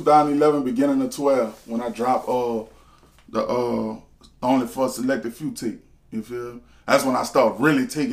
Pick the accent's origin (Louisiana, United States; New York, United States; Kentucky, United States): Louisiana, United States; Harvey; I'm from Harvey, man, from the west side of New Orleans, dog. I'm from Harvey, I'm from a neighborhood they call the Woods